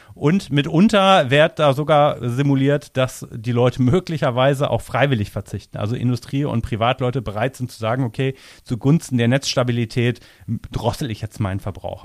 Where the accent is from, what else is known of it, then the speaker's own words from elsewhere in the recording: near Cologne, North Rhine-Westphalia, Germany; Also ich komme ja aus der Umgebung von Köln